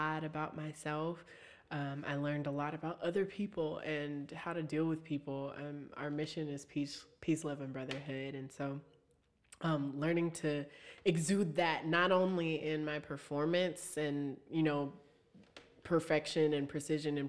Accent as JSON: {"language": "English", "town": "Austintown", "region": "Ohio", "country": "United States", "said": "there were like three or four of us from outside school districts. I was from Austintown"}